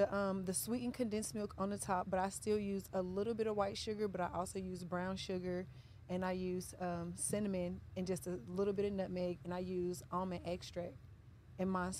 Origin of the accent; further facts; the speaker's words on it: the South, United States; I'm from the South, and we eat spaghetti as the main course